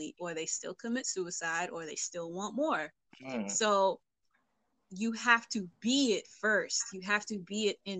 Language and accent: English; New York City, New York, United States; I'm from East Flatbush.